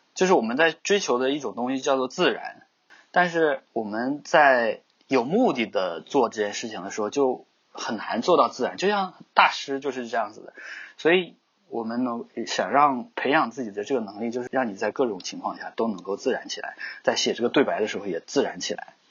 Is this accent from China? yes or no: yes; China; 刚好我是中国人呢，所以我在做这方面的东西呢，就会很考虑本土化